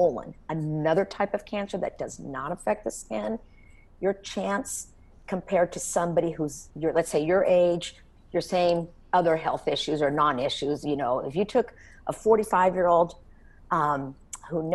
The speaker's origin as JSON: {"language": "English", "region": "Texas", "country": "United States", "tie": "born or raised there", "said": "growing up in Texas"}